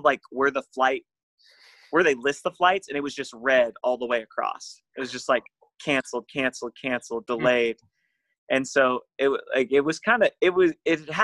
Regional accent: Orange Park, Florida, United States; At the church that I grew up at in Orange Park, Florida

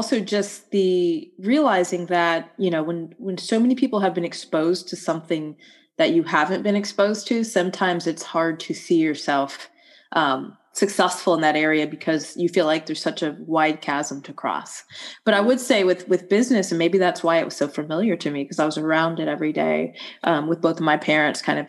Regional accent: Atlanta, Georgia, United States; growing up in Atlanta, specifically like a small suburb outside of Atlanta in the 1980s

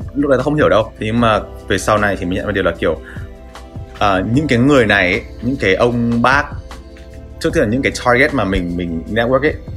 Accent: Vietnam; now in New York, United States; mình người Việt Nam

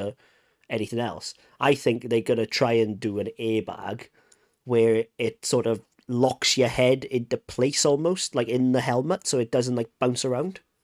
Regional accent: Wales, United Kingdom; I'm Welsh

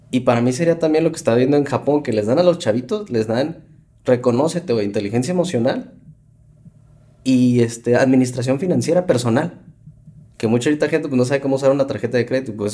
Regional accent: Mexico City, Mexico; aparte que yo pues, vengo de la Ciudad de México.

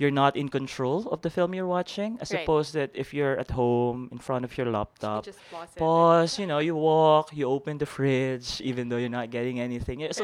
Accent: Manila, Metro Manila, Philippines; I am from Manila. I'm specifically from Santa Cruz, Manila. So I remember as a kid, there was this movie house in along Rizal Avenue

